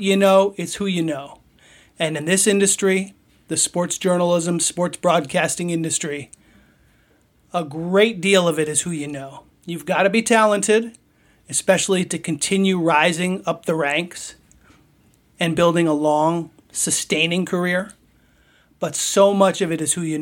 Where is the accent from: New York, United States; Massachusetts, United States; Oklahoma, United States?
New York, United States; Poughkeepsie; I was from Poughkeepsie. We played high school baseball against each other